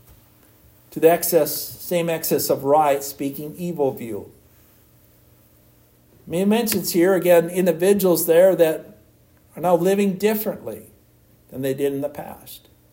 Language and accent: English; United States; I'm an American citizen